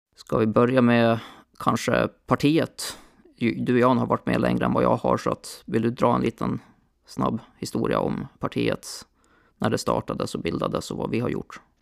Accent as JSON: {"language": "Swedish", "town": "Borlänge", "region": "Dalarna County", "country": "Sweden", "tie": "born or raised there", "moved": "yes", "lives_now": "Linköping, Sweden", "said": "där jag växte upp, Borlänge"}